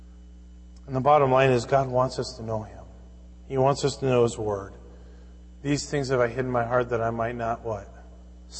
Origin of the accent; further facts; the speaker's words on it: Fridley, Minnesota, United States; growing up in Fridley, Minnesota